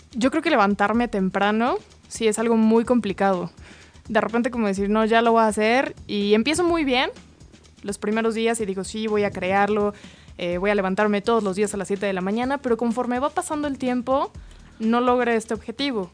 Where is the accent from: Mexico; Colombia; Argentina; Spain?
Mexico; como mexicanos